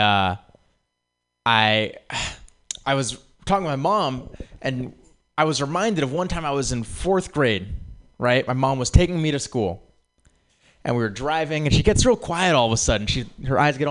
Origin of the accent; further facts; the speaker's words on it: Oakland, California, United States; But I'm from the Bay. I'm from Oakland